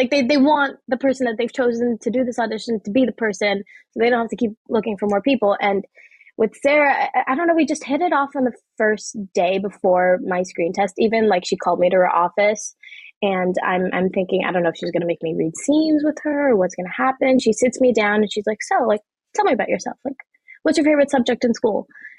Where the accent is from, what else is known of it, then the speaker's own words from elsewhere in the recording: Pakistan; outside of being a Pakistani, you know, Muslim 16-year-old girl.